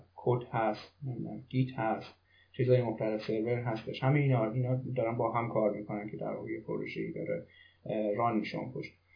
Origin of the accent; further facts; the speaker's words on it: Iran; moved away as an adult; now in Germany; خارج از ایران هستم